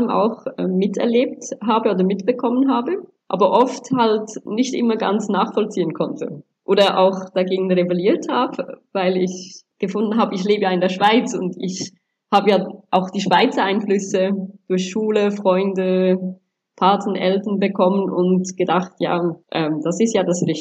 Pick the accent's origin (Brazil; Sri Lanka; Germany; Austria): Sri Lanka; Ähm, ich komme ursprünglich auch aus Sri Lanka, aber habe bis anhin eigentlich kaum das Land wirklich gekannt oder näheren Bezug gehabt, war mir eigentlich eher auch was Fremdes.